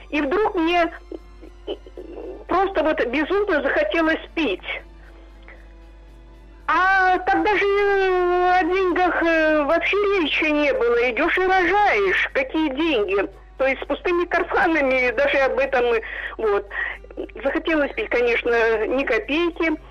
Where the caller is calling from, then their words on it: Khanty-Mansi Autonomous Okrug, Russia; Ну, я не в Ханты-Мансийске, а в округе Ханты-Мансийском.